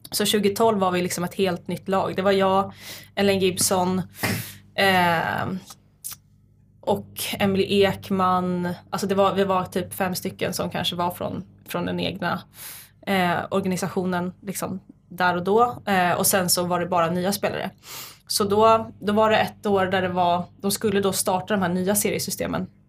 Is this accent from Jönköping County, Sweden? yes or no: no; Nacka, Stockholm County, Sweden; Jag är född och uppvuxen i Nacka, Saltsjöbo